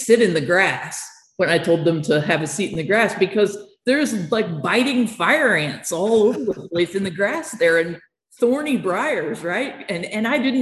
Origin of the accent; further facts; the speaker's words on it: Kansas City, Missouri, United States; accent: Kansas City; my Kansas City accent